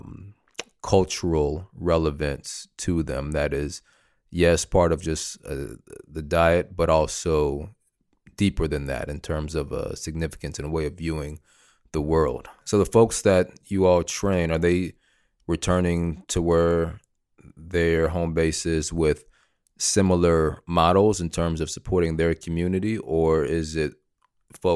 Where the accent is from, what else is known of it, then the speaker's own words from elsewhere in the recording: the South, United States; I'm from the South and spent some time outside of the South